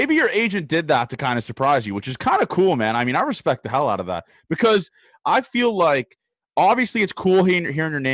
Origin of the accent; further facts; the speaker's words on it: Canada; in Canada, I guess, especially where I'm from obviously the city